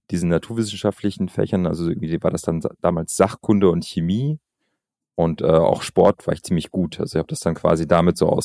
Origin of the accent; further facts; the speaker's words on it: Albania; ich bin in Albanien aufgewachsen und ich habe damals in den 90er, also ich bin in den 90er Jahren geboren.